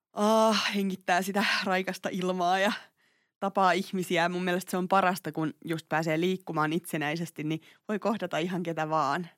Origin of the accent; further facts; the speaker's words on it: Tampere, Pirkanmaa, Finland; Mä oon Tampereelta